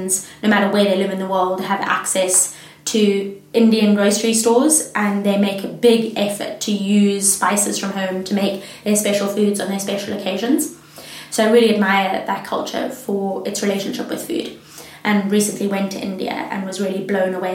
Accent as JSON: {"language": "English", "town": "Gaborone", "country": "Botswana", "tie": "born or raised there", "also_born_or_lived": "Johannesburg, South Africa", "moved": "as an adult", "lives_now": "Edinburgh, United Kingdom", "said": "I live in Scotland, even though I grew up in Botswana"}